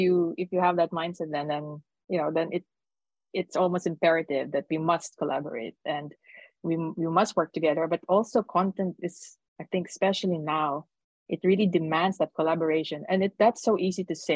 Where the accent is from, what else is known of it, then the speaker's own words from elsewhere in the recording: Philippines; now in Netherlands; I'm from the Philippines, but I'm living in the Netherlands